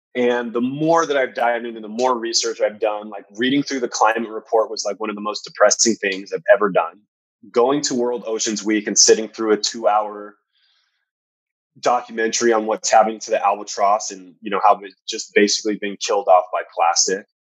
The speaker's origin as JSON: {"language": "English", "region": "Southern California", "country": "United States", "tie": "born or raised there", "said": "I grew up in Southern California"}